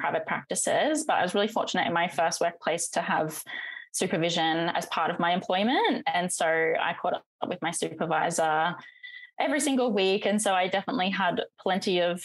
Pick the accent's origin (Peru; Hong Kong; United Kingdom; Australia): Australia; North Queensland; I'm from North Queensland.